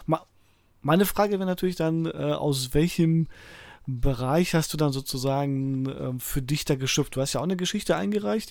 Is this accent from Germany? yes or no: no; Poland; als Pole